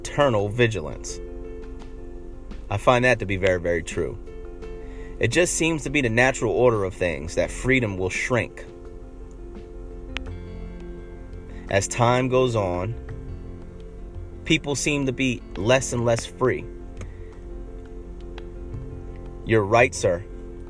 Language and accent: English; United States; an American, freeborn American, with rights